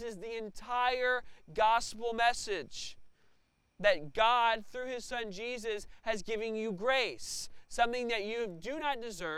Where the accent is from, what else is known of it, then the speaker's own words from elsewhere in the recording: Tennessee, United States; moved away as an adult; now in Evansville, United States; I'm not from Evansville. I'm not from Indiana. I'm from Tennessee, and I was kind of a transplant